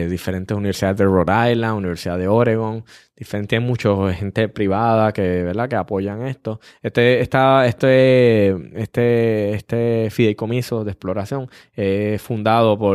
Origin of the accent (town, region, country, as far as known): Puerto Rico